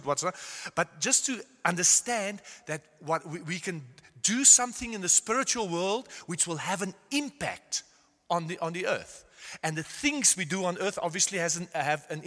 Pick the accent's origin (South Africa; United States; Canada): South Africa; moved away as an adult; also born or lived in Netherlands; now in Germany; And I was born in South Africa, gone to Afrikaans school